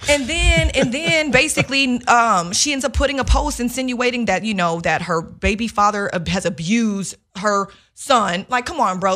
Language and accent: English; Chicago, Illinois, United States; I'm, I'm from Chicago